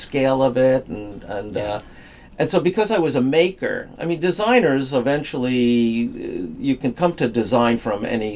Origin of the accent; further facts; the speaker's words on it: New York City, New York, United States; When I was a kid, growing up in the Bronx and then Queens.